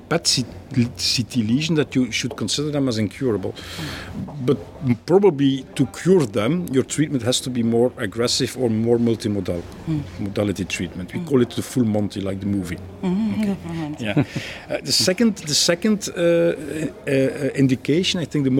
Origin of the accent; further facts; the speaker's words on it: Belgium; I'm a radiation oncologist from Belgium, working in Leuven University Hospitals